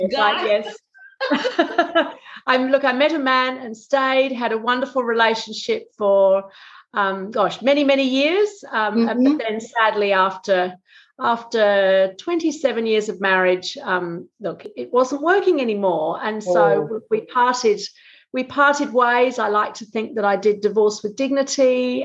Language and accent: English; England, United Kingdom; accent: Australian; now in Australia; I moved to Australia to live in 1988. So, look, many Australians don't know I'm English, but when I go back to England, everybody thinks I have an Australian accent.